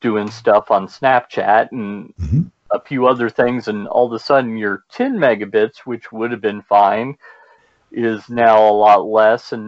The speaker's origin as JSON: {"language": "English", "town": "Louisville", "region": "Kentucky", "country": "United States", "said": "The largest city in Kentucky is Louisville, which is where I'm from. That's why I pronounce it that way"}